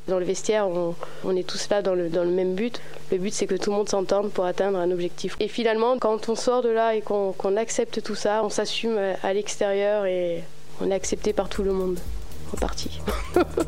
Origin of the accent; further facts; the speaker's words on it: Toulon, Provence-Alpes-Côte d'Azur, France; J'ai grandi à Toulon, né à Toulon, grandi à Toulon, même quartier